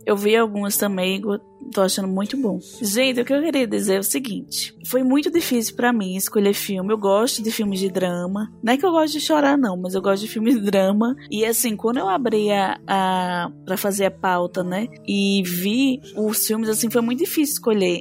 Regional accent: Brazil; como brasileiro

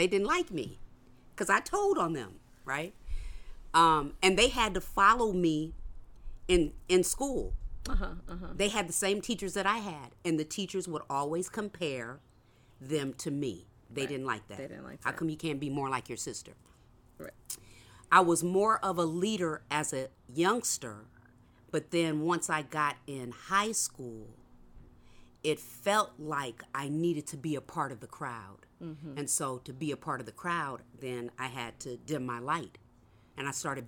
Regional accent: Oakland, California, United States; also born or lived in Nashville, Tennessee; I grew up in East Oakland, California. Went to schools in East Oakland.

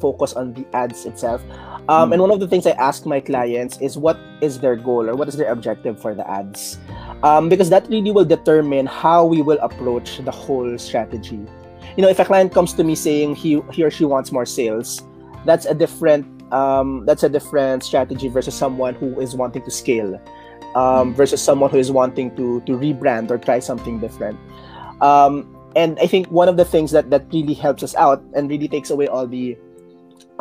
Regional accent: Philippines; moved away as an adult; also born or lived in Malaysia; I'm from the Philippines.

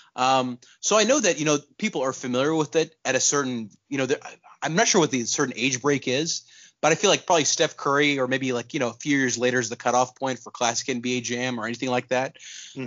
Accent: Pakistan; moved away; also born or lived in Texas; I was born in Texas, but I grew up in Pakistan

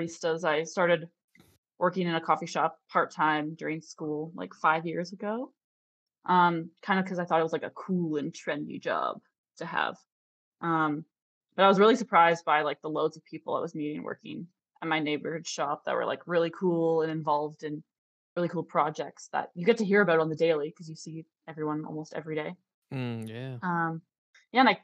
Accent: Ontario, Canada; now in Alberta, Canada; I'm originally from Ontario, which is like the most southern part of Canada

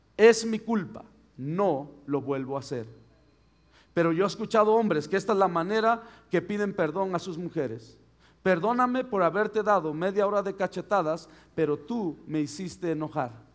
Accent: Mexico; soy mexicano

